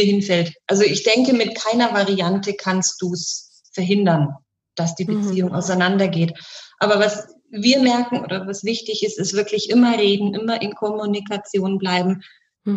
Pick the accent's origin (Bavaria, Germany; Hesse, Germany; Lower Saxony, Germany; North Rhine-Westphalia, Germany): Bavaria, Germany; bei uns in Bayern